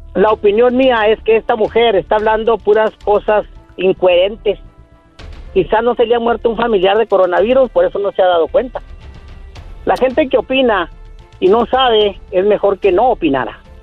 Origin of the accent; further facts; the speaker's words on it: El Paso, Texas, United States; soy de acá del Chuco, Texas